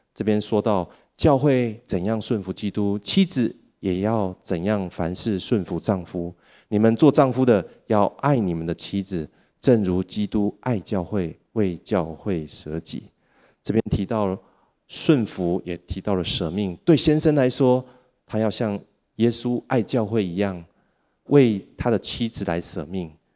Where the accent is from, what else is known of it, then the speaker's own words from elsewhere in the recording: Taiwan; 我们台湾的人口正在逐渐地减少